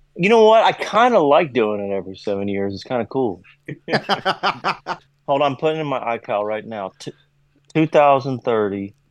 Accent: Kentucky, United States; accent: southern twang; I'm from Kentucky

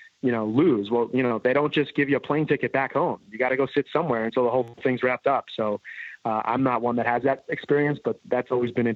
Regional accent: New York, United States; now in California, United States; I grew up in New York

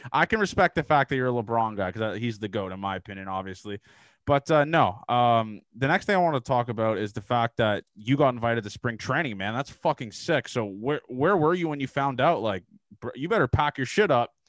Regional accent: Canada; growing up in Canada

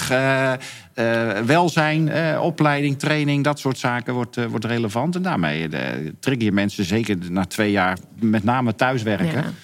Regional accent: Netherlands; in eh, Luxemburg moest dan even, ga ik toch even tanken als Nederlander natuurlijk.

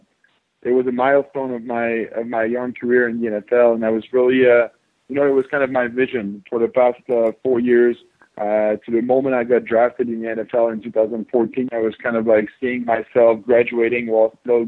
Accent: Canada; Yeah, to be honest, like back in Canada, football is not as big as in the States. So growing up, I was playing a little bit of everyth

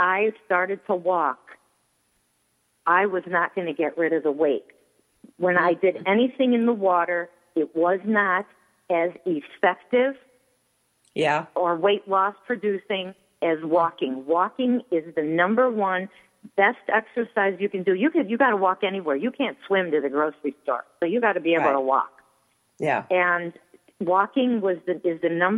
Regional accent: Coral Gables, Florida, United States; I was born in Coral Gables

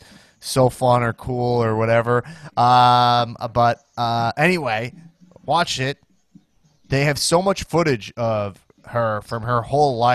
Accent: Roslyn Heights, New York, United States; I grew up in Roslyn Heights, but I went to the school, like, the border

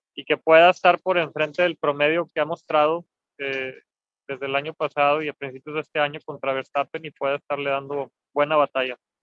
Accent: Mexico; como mexicano

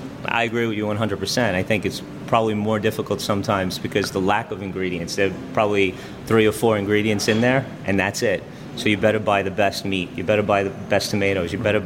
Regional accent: New York City, New York, United States; I grew up in Staten Island.

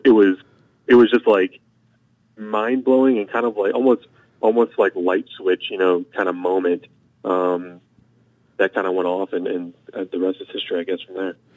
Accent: St. Louis, Missouri, United States; I was from St. Louis

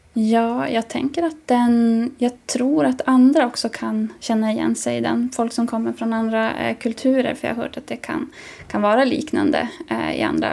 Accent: Jokkmokk area, Norrbotten County, Sweden; i mina hemtrakter

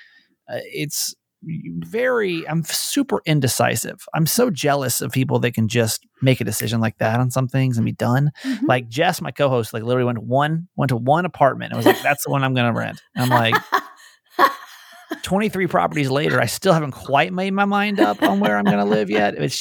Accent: Georgia, United States; now in Maryland, United States; I grew up in Georgia

